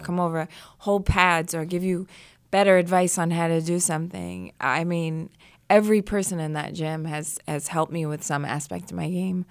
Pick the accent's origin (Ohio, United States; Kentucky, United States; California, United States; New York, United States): New York, United States; born or raised there